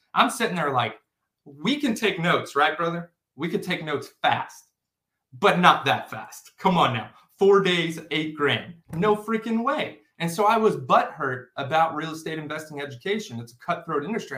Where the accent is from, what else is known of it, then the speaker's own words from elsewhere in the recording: O'Fallon, Missouri, United States; I come from O'Fallon, Missouri. That's wherever I, that's where I grew up